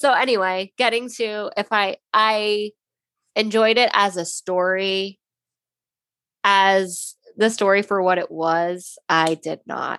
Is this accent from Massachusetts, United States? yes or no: no; Lake Ronkonkoma, New York, United States; moved away; Long Island, New York. I'm from Lake Ronkonkoma.